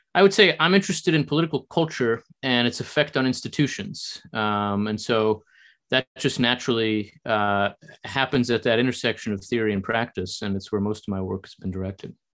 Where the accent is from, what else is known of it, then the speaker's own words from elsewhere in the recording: New Jersey, United States; also born or lived in Israel / Chicago, Illinois; I was born in Israel. Uh, my family came to the U.S. when I was a child, and I grew up in New Jersey.